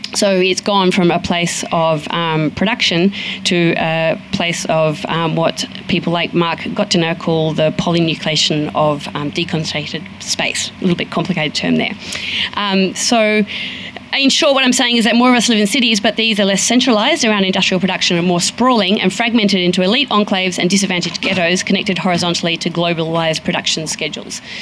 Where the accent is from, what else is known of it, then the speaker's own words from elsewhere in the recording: Sydney, New South Wales, Australia; I come from Sydney